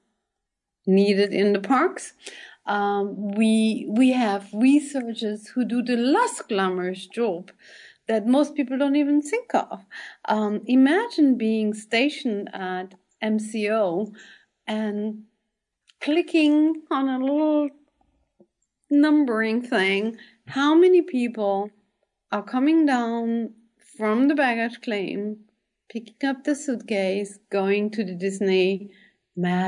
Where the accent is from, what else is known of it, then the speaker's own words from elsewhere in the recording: German-speaking part of Belgium, German-speaking Community, Belgium; first language German; English is a second language; moved away as an adult; also born or lived in New York, United States; now in United States; I'm born in Belgium. I'm born in the German-speaking part of the country. So my mother tongue actually is German. However, I learned English the British way